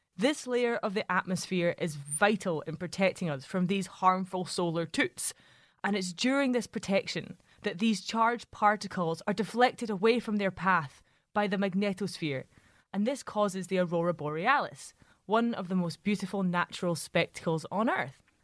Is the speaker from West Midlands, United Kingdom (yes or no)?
no; Glasgow, Scotland, United Kingdom; I grew up in Glasgow